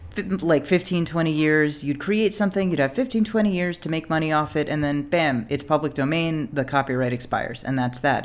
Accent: United States; I'm an American

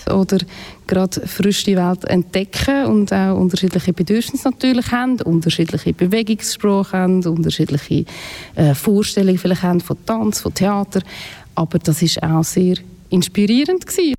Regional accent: near Aarau, Aargau, Switzerland; ich bin in der Nähe von Aarau aufgewachsen

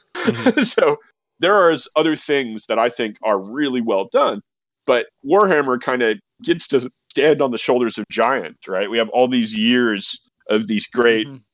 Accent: California, United States; I'm a Californian

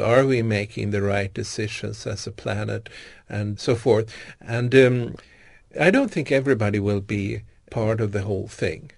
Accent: Stockholm, Stockholm County, Sweden; Born and raised in Stockholm

